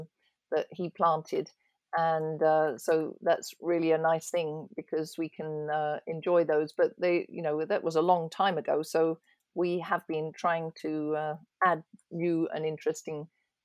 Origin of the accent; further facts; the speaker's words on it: England, United Kingdom; There are always, because I come from England, there's always I have various English gardening magazines